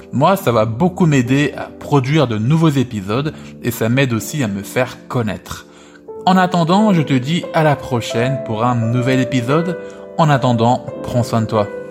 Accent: France; ma vie en France en tant que français

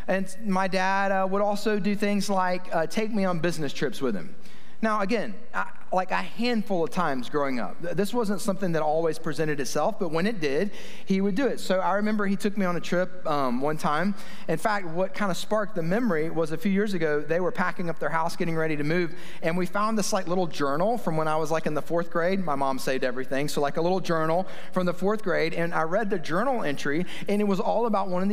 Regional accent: Kennesaw, Georgia, United States; 30 years ago, growing up in Kennesaw

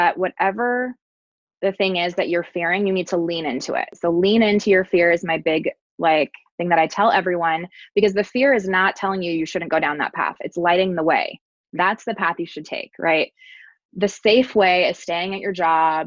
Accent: California, United States; now in Texas, United States; I'm from California.

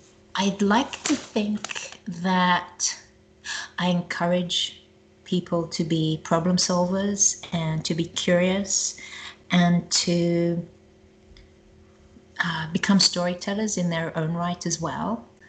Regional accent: Israel; also born or lived in South Africa; now in United States; Personally, I was born in South Africa, grew up in Israel, traveled to England, came home, traveled to Australia, came home, traveled to America

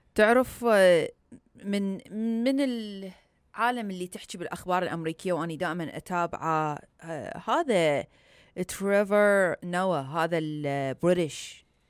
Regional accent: Iraq; now in United States; انا عراقيه مسلمه

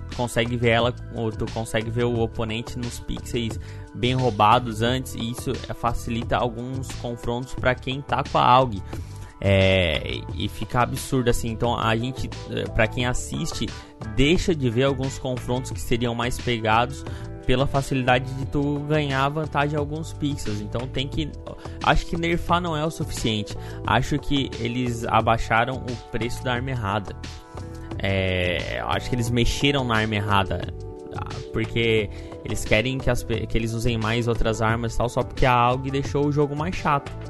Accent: Brazil; porque a gente é brasileiro, mas a gente tem que falar a verdade, cara.

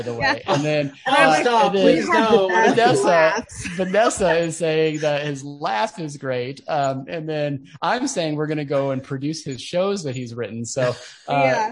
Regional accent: Midwest, United States; we're from the Midwest

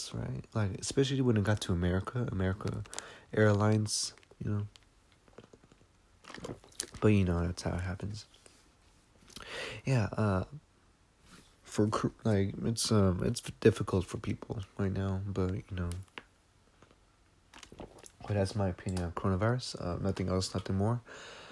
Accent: United States; I'm American. I'm Mexican-American

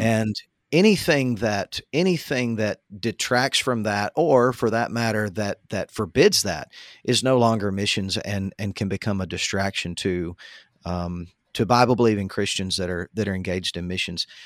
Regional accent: United States; as an American, as a citizen

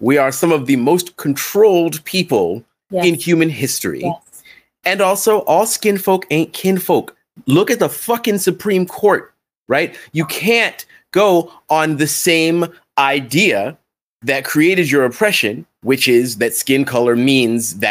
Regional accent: United States

